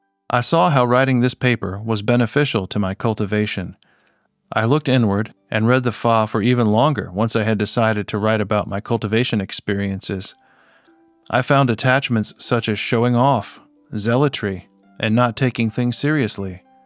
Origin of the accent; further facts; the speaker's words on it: China; When I reflected on this behavior, I realized that because I'm from China, I brought a lot of bad habits and notions with me.